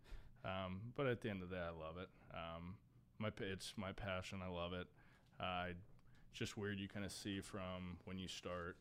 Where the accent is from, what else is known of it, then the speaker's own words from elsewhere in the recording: Fishers, Indiana, United States; also born or lived in Cincinnati, Ohio; I was born there and lived in Fishers ever since I was five